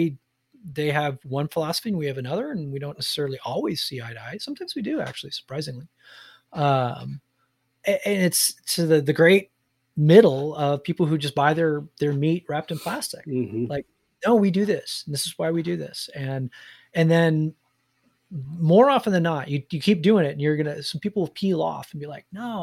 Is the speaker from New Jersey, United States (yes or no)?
yes; New Jersey, United States; I grew up in New Jersey.